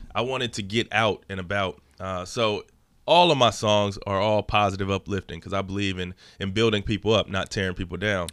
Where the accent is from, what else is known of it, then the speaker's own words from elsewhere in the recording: Dallas area, Texas, United States; also born or lived in Los Angeles, California; We moved out here Um, my dad's job transferred him out here